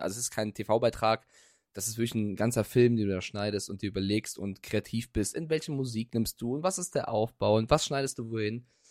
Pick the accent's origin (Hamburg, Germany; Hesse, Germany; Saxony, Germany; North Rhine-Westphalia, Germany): Hesse, Germany; Frankfurt; moved away; bei meiner Heimat Frankfurt